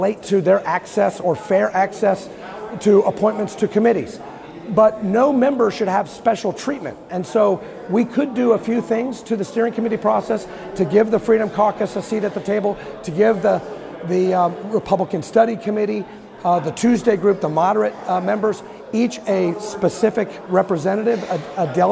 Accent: Kentucky, United States; I'm from Kentucky

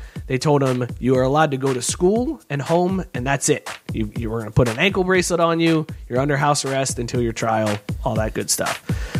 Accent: Youngstown, Ohio, United States; classic Youngstown. All right. Because this story from my hometown

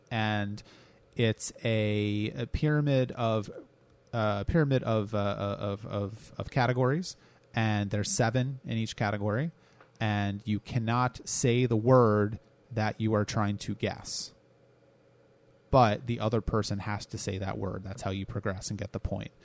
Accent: United States; I am an American

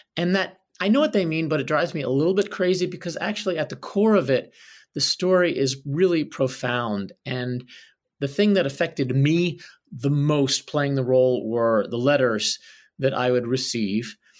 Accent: Philadelphia, Pennsylvania, United States; I grew up in Philadelphia

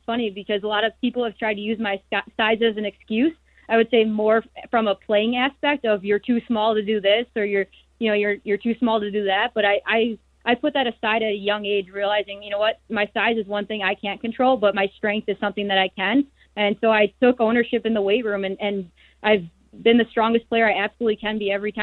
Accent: Chicago, Illinois, United States; born or raised there

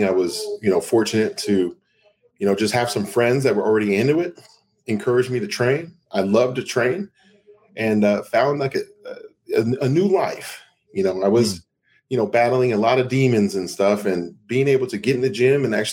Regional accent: Seattle, Washington, United States; moved away; also born or lived in Denver; I grew up in Seattle, Washington

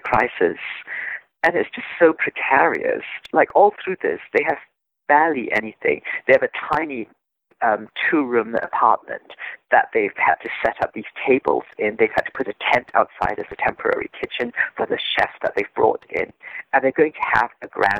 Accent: Singapore; I am Singaporean. I grew up in Singapore, which is a multilingual country. So I've always been bilingual.

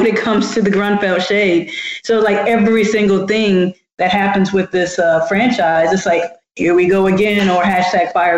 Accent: St. Louis, Missouri, United States; I'm from St. Louis

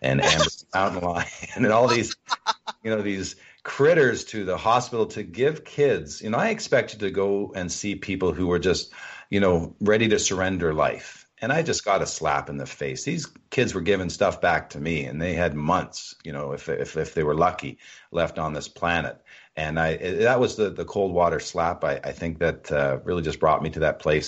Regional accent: Toronto, Ontario, Canada; came back to Toronto, my hometown

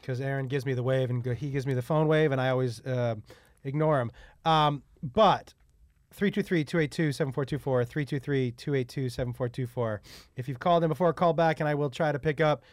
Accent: Amherst, Massachusetts, United States; growing up in Amherst

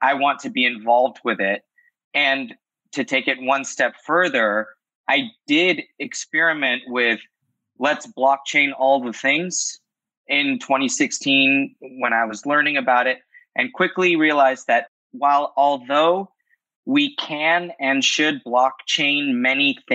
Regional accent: Los Angeles, California, United States; I'm born and raised

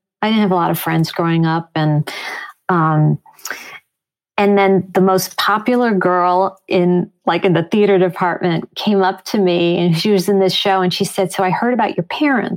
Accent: Chicago, Illinois, United States; also born or lived in Long Island, New York / Riverdale, New York; growing up in Chicago

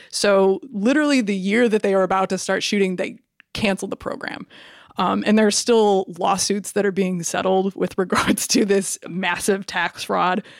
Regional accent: Cedar Rapids, Iowa, United States; moved away; I'm originally from Cedar Rapids, Iowa

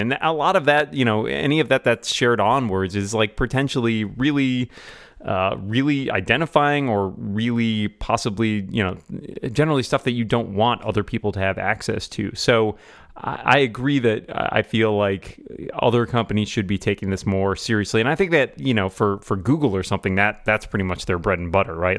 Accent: Boston, Massachusetts, United States; my hometown of Boston

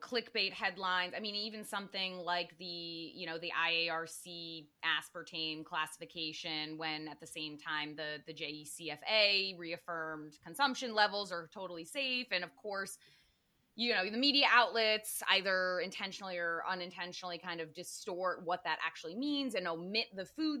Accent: Connecticut, United States; I grew up in Connecticut

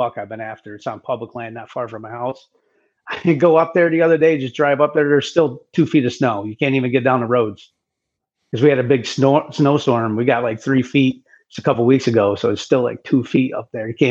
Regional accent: Oneida, New York area, United States; that's my hometown area. Right down the road is where they came, Oneida, New York

